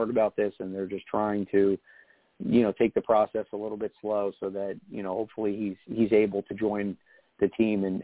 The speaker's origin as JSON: {"language": "English", "region": "New Jersey", "country": "United States", "tie": "born or raised there", "said": "I grew up in Jersey, and a lot of friends, Giants fans"}